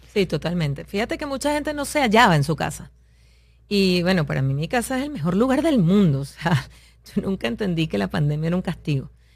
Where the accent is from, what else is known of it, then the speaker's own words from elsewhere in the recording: Venezuela; moved away as an adult; now in United States; siempre tengo mi camiseta ser venezolana